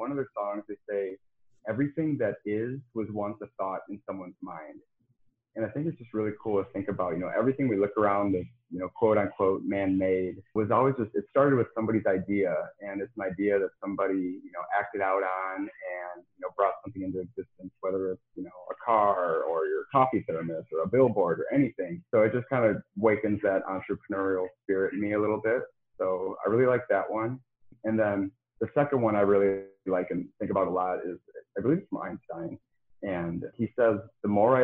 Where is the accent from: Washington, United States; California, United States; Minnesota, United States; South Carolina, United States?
Minnesota, United States; Plainview; moved away as an adult; now in Jacksonville, United States; I grew up in southeastern Minnesota outside of a small town called Plainview.